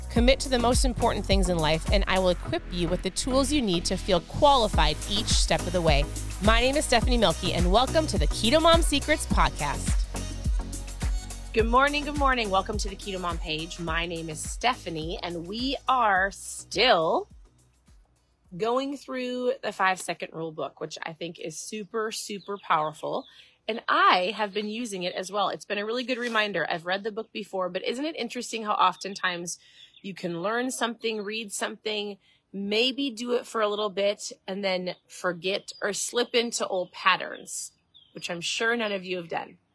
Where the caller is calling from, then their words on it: Florida, United States; I'm tuning in from Florida nice and sunny, beautiful Florida.